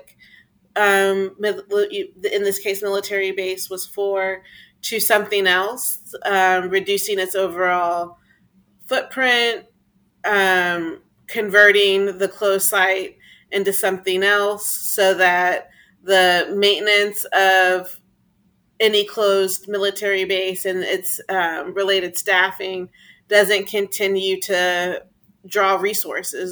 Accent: Texas, United States; my home state of Texas

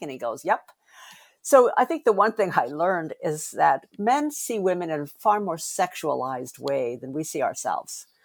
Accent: United States; I'm Asian American

